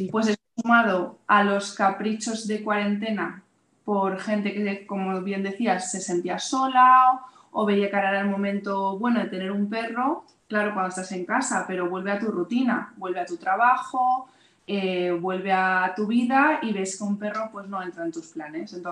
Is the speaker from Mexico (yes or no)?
no; Madrid, Community of Madrid, Spain; nosotras trabajamos en Madrid, vamos, somos todas de Madrid